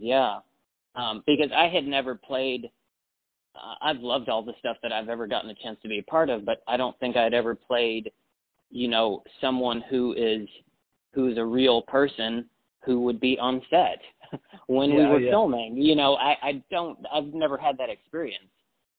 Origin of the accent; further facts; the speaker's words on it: Texas, United States; born there; Yeah, I was born in West Texas, yeah, and then I've lived several places, but yeah.